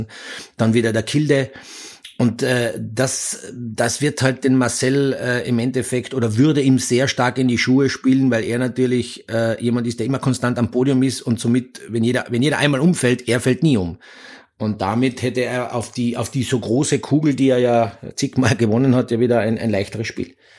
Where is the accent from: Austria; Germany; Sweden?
Austria; als Österreicher